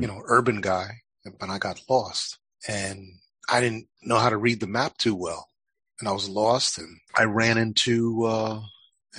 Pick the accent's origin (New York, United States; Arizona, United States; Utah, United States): New York, United States; New York City; moved away; also born or lived in North Carolina; I grew up in New York City